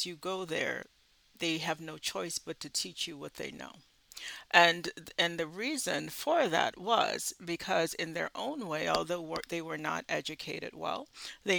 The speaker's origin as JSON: {"language": "English", "region": "the South", "country": "United States", "said": "I'm from the South"}